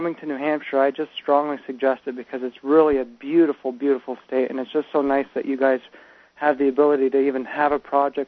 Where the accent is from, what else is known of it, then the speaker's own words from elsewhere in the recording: Quebec, Canada; I'm from Quebec